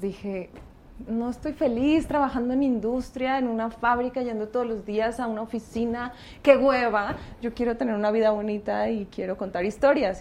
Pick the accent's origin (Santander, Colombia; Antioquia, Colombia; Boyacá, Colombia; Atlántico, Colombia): Antioquia, Colombia; Medellín; accent: paisa; moved away as an adult; now in Mexico; yo soy colombiana